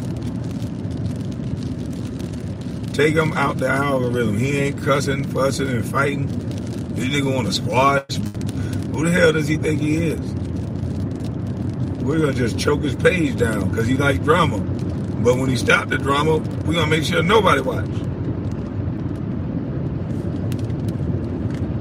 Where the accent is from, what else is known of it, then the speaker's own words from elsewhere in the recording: Brunswick, United States; we are from Brunswick